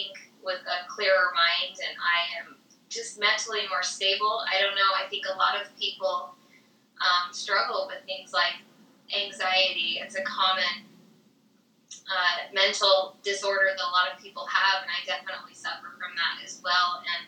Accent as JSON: {"language": "English", "region": "Utah", "country": "United States", "said": "I'm from Utah"}